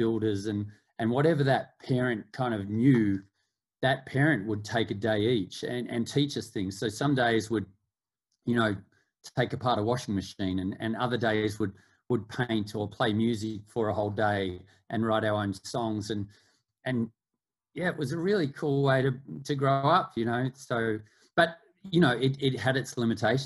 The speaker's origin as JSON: {"language": "English", "town": "Melbourne", "region": "Victoria", "country": "Australia", "tie": "born or raised there", "said": "I grew up in Australia, in Melbourne"}